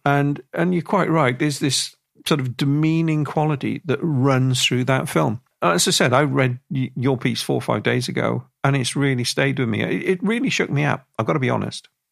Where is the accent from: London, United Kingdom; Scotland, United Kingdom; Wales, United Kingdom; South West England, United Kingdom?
Wales, United Kingdom; the amount of people I grew up with around my part of Wales